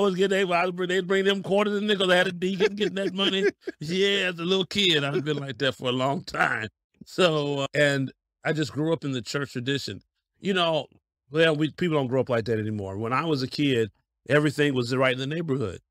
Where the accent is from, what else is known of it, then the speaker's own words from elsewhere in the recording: Denver, Colorado, United States; now in Cleveland, United States; I'm born and raised in Denver, Colorado